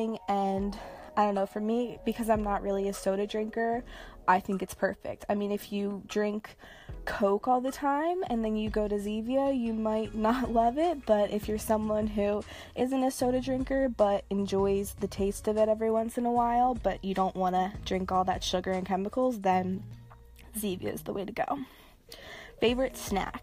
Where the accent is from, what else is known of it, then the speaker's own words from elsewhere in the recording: New Jersey, United States; I am from New Jersey, specifically South Jersey, pretty close to Philadelphia, like 20 to 25 minutes drive from it. Where do I live? I still live in South Jersey.